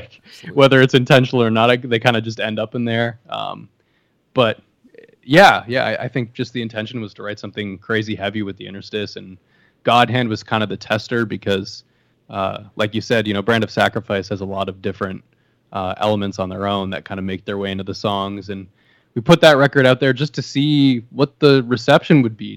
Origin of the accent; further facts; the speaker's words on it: Canada; moved away; I'm Canadian, but I don't live in Canada.